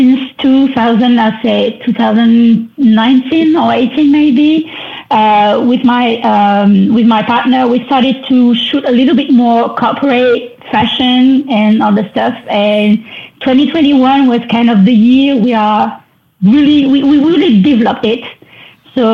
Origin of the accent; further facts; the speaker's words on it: France; accent: French; English is a second language; you can hear this in my beautiful French accent